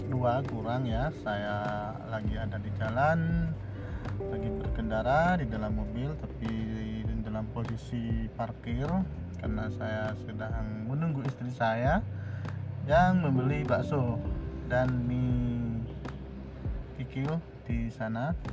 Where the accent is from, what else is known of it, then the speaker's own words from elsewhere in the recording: Kraksaan, East Java, Indonesia; sekilas saya menyampaikan kondisi hari ini di kota saya lagi mendung yaitu di kota Keraksan Probolinggo Jawa Timur